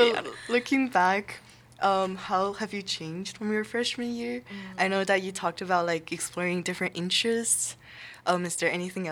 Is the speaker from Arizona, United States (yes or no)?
no; Brooklyn, New York, United States; I'm from Brooklyn.